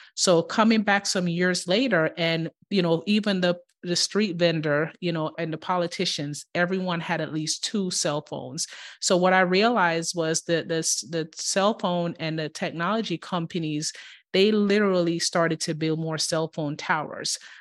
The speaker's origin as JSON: {"language": "English", "town": "Kingston", "country": "Jamaica", "tie": "born or raised there", "moved": "yes", "lives_now": "United States", "said": "I grew up in Kingston in the inner city"}